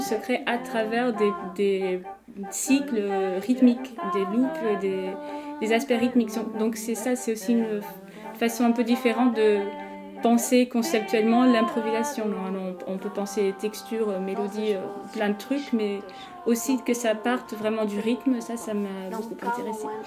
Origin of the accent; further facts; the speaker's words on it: Portugal; French is a second language; je suis portugaise